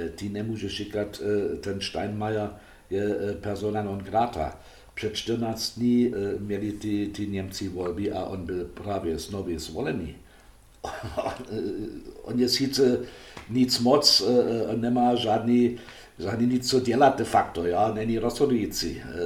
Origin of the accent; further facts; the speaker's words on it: Germany; Czech is a second language; já jako Němec